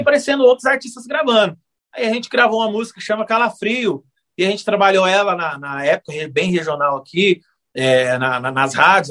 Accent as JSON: {"language": "Portuguese", "town": "Uberlândia", "region": "Minas Gerais", "country": "Brazil", "tie": "born or raised there", "said": "eu sou natural de Berlândia, nascido e criado aqui em Berlândia"}